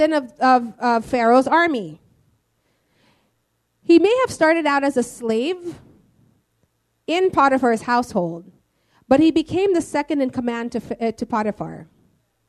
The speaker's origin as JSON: {"language": "English", "country": "Philippines", "said": "we're all Filipino"}